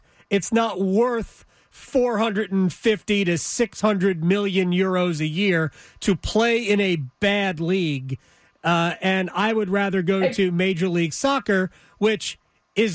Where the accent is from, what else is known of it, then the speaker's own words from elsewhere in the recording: New York area, United States; I grew up in the New York area